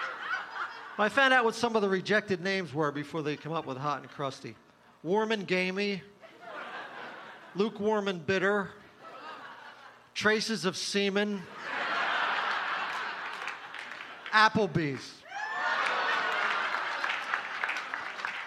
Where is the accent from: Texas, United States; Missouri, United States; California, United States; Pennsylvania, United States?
Pennsylvania, United States; Folsom; also born or lived in Philadelphia, Pennsylvania; I'm from Philadelphia. My parents are both from the Philly area